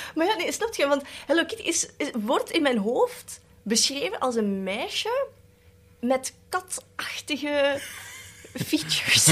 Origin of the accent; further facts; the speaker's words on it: Belgium; first language Cantonese; Dutch is a second language; also born or lived in Netherlands; Ik ben in Nederland geboren en daar wel gewoond, maar dan eigenlijk het merendeel hier opgegroeid